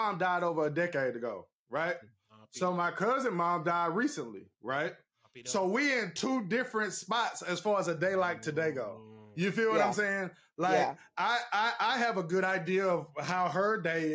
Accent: Texas, United States; I'm from Texas

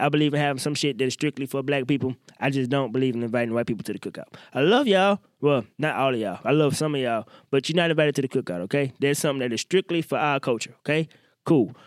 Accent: Mississippi, United States; I grew up in Mississippi

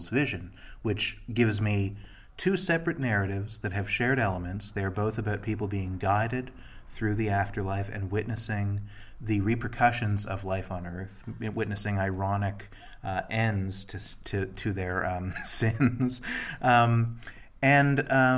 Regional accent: Toronto, Ontario, Canada; I'm from Toronto

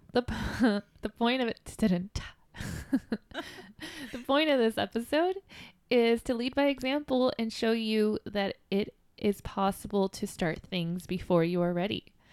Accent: Downey, California, United States; I grew up in Los Angeles, California. Downey, to be specific

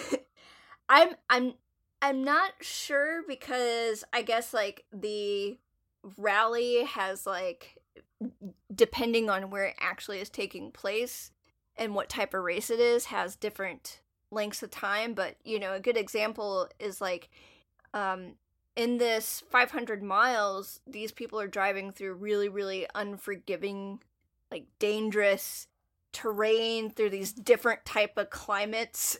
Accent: North Carolina, United States; if you grow up in an area, you're gonna absorb part of the dominant culture that's there, and NASCAR and barbecue and A C C basketball is one of those things that I grew up around a lot.

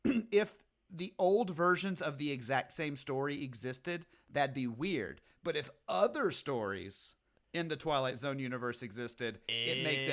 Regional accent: the South, United States; I grew up in the South.

